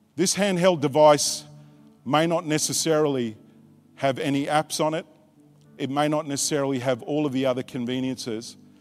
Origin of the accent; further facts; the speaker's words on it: Australia; also born or lived in Tonga; I was born in Tonga, but I was raised in Australia